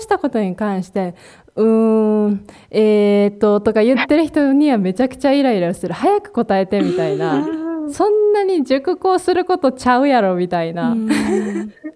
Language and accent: Japanese; Kansai, Japan; 私たちも関西出身なんですけど